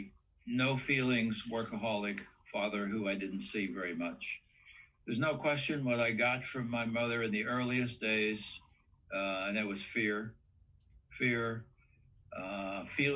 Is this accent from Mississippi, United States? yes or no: no; West Virginia, United States; I come from the Appalachian Mountains. West Virginia was my home. I grew up in a small backwoods country coal mining town